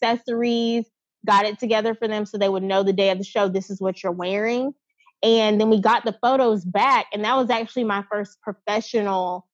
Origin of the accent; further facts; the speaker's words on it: Mobile, Alabama, United States; now in New Orleans, United States; I'm from Mobile, Alabama. I live in New Orleans now, but I'm born and raised in 251.